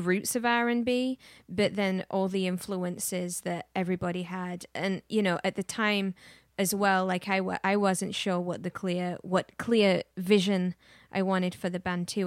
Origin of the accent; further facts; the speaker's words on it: England, United Kingdom; now in Austin, United States; I grew up in England, influenced by a lot of music